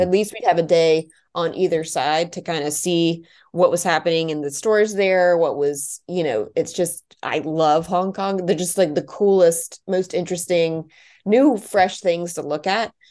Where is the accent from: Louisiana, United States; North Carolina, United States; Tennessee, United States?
North Carolina, United States; Charlotte; also born or lived in Washington, D.C.; I was born in D C, but both my parents, um, went to Georgetown and I was born there. And then we, um, moved to Charlotte, North Carolina when I was two